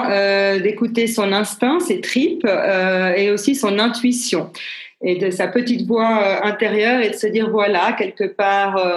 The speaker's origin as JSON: {"language": "French", "region": "Geneva", "country": "Switzerland", "tie": "born there", "said": "Euh, donc, je, suis née à Genève. Je suis suissesse et italienne. J'ai 52 ans"}